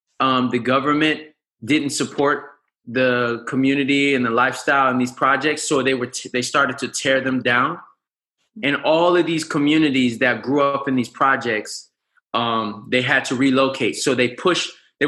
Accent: Markham, Illinois, United States; moved away as an adult; also born or lived in Harvey, Illinois / Chicago, Illinois / Los Angeles, California; now in Arizona, United States; I was born in Harvey. I was raised in Markham.

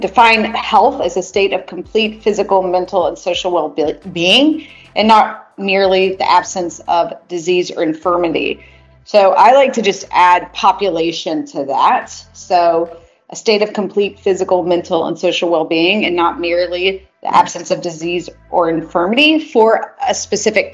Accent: Chattanooga, Tennessee, United States; also born or lived in Georgia; I'm from Chattanooga, Tennessee, multi-generation Tennesseer. So I've been in the Georgia, Tennessee world in the South for my whole life

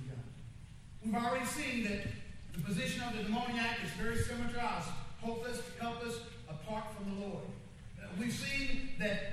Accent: Kansas City, United States; now in Houston, United States; I went back to my hometown, Kansas City

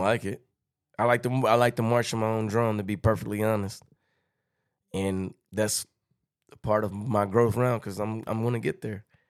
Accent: Texarkana, United States; I'm from Texas-Canada

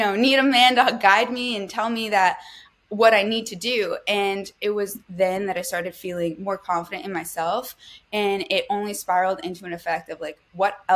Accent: New Jersey, United States; originally, I'm born and raised in South Jersey

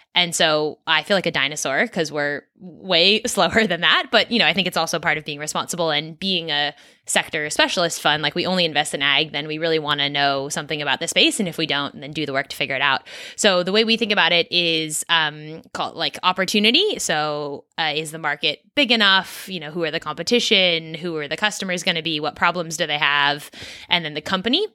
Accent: Silicon Valley, California, United States; moved away as an adult; also born or lived in East Coast of the US / Australia; I grew up in California, actually, and, uh, in the tech world, so in Silicon Valley

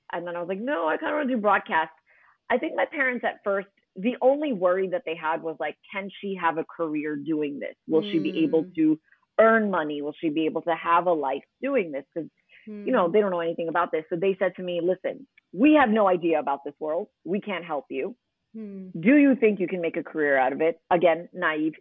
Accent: New York City, New York, United States; accent: American; moved away as an adult; now in Dubai, United Arab Emirates; I grew up in Queens

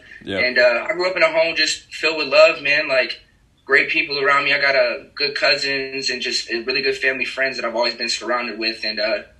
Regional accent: Aurora, Colorado, United States; moved away as an adult; now in Phoenix, United States; I'm a suburban dude, man, from Colorado, Aurora, Colorado. We like to call it ACO around here.

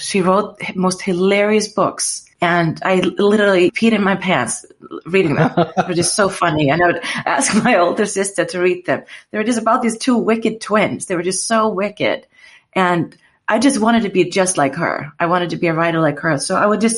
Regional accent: Iceland; moved away as an adult; also born or lived in United States; I'm from Iceland. I lived there and I didn't really want to go to the school there

